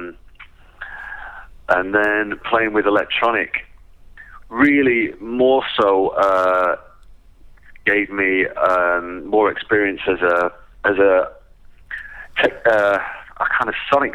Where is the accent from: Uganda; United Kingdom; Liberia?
United Kingdom; England; born or raised there